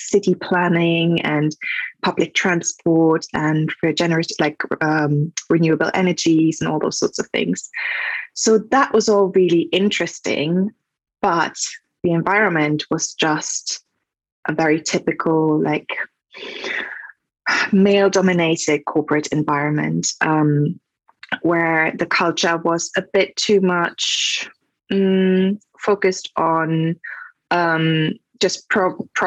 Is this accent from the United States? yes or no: no; Germany; English is a second language; moved away; I am from Germany, so if that's my accent.